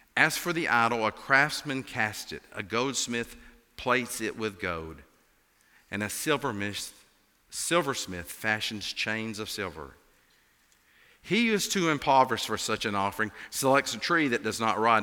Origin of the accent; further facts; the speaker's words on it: Appalachia, United States; accent: Appalachian; as you can tell from my accent, I'm an Appalachian.